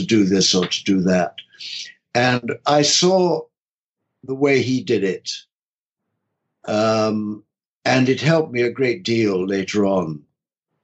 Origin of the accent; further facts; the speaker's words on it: London, United Kingdom; I was from London